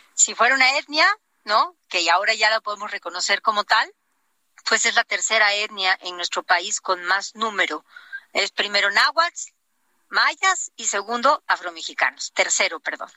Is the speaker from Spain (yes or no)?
no; Oaxaca, Mexico; seguir trabajando por mi tierra